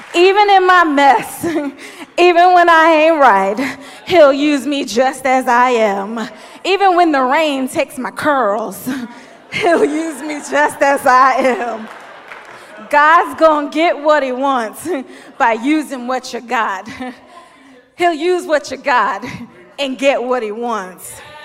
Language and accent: English; Philadelphia, Pennsylvania, United States; I'm from Philly